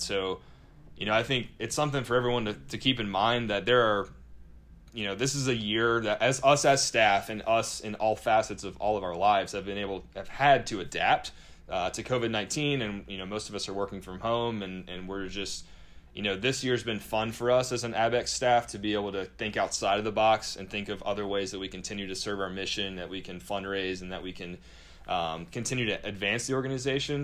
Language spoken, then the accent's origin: English; North Carolina, United States; I'm from North Carolina.